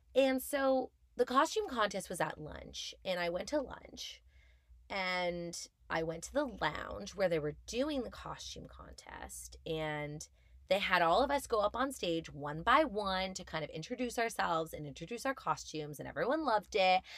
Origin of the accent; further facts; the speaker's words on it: Montreal, Quebec, Canada; moved away as an adult; now in Toronto, Canada; I'm born and raised in Montreal